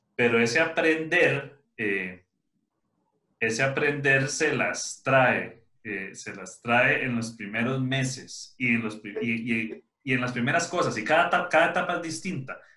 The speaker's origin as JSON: {"language": "Spanish", "country": "Costa Rica", "said": "yo soy de Costa Rica"}